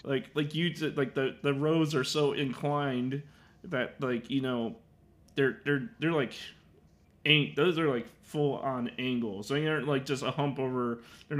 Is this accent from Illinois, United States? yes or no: yes; Chicago, Illinois, United States; So I'm from Chicago